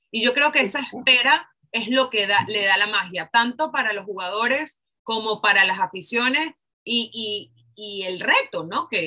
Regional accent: Mexico; Como mexicana, además porque los mexicanos son los que más

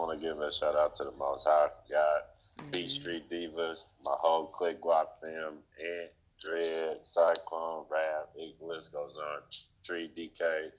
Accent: Skyway, Washington, United States; The sky came from living and growing up in Skyway.

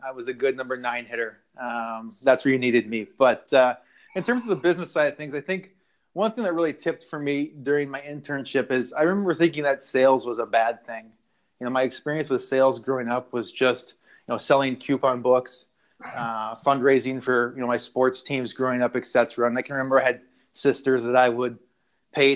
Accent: Minneapolis, Minnesota, United States; also born or lived in North Dakota; I worked for a wood bat league in my home state of Minnesota, in suburban Minneapolis there.

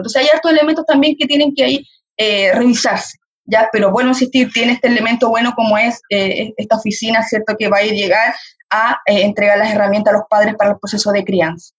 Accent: Chile; como sociedad chilena

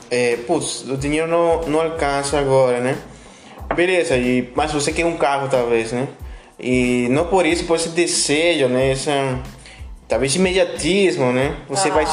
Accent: Peru; É... Bom, eu, bom, eu sou do Peru, vocês comentaram, né?

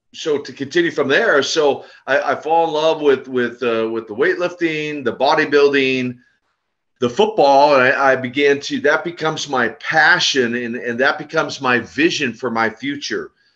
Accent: Minneapolis, Minnesota, United States; I hail from the great state uh, of Minnesota

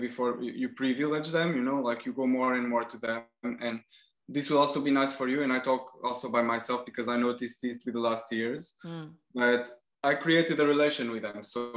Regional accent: Portugal; now in France; where I come from Portugal

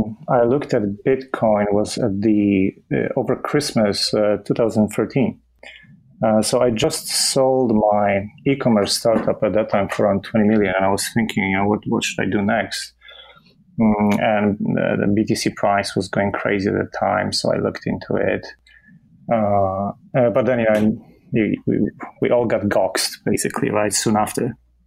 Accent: Poland; that was a different country in the 80s still, you know, before we switched to a democracy. So it was an interesting upbringing

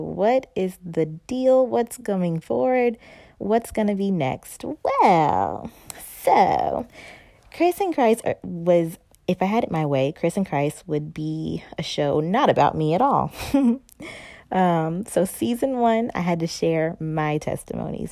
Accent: North Carolina, United States; moved away; I'm from North Carolina

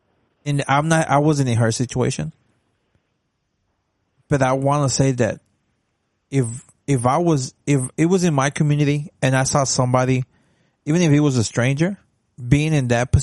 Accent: Dallas, Texas, United States; when I was in elementary and I'm from Oak Cliff. I went to a school in the hood

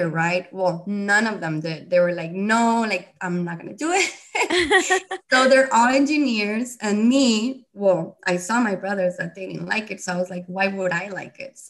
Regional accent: Reynosa, Tamaulipas, Mexico; I'm from Reynosa, and my parents come from Mexico City

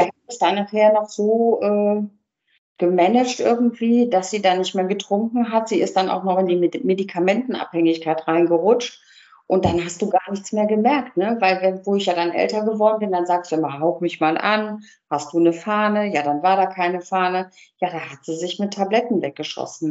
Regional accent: Cologne, North Rhine-Westphalia, Germany; Ich bin, bin Kölnerin

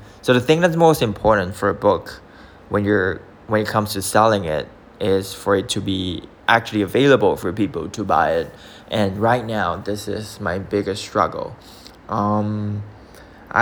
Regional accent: Singapore; I'm from Singapore

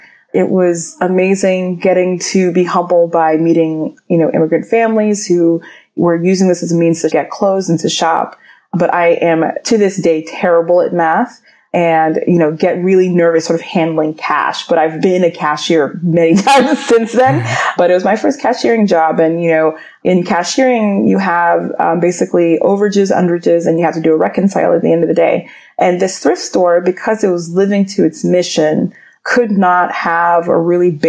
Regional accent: Atlanta, Georgia, United States; I grew up in Atlanta, Georgia. My family's from Nigeria

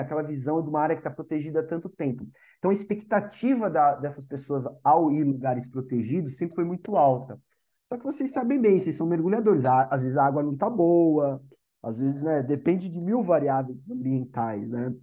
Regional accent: Santos, São Paulo, Brazil; sou nascido aqui em Santos, me formei aqui em Santos.

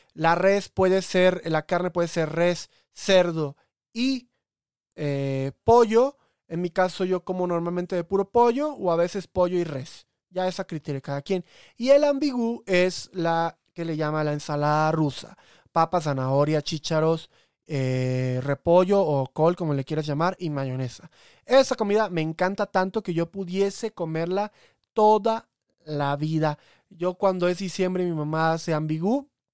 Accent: Coatzacoalcos, Veracruz, Mexico; moved away; Salma Hayek es de mi ciudad, es el ejemplo de todo porteño de Coatzacoalcos

